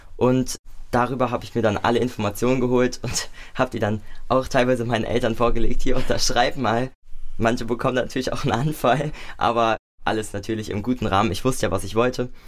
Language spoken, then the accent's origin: German; Nackenheim, Rhineland-Palatinate, Germany; also born or lived in Mainz; Nicht in Mainz, ich komme aus Nackenheim ursprünglich und da bin ich auch aufgewachsen.